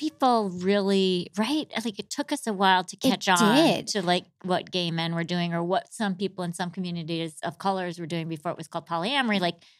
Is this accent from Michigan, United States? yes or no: yes; Michigan, United States; born or raised there; moved away; also born or lived in New York